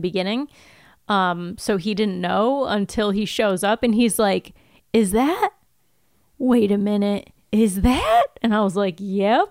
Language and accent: English; United States; We're from America and we don't prioritize language learning